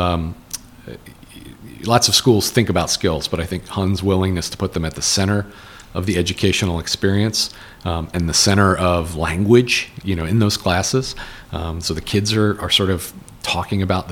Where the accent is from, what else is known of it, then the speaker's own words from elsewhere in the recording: Mount Laurel, New Jersey, United States; also born or lived in Havertown, Pennsylvania / Chester County, Pennsylvania; When I was young, when I was first or second grade, we moved to Mount Laurel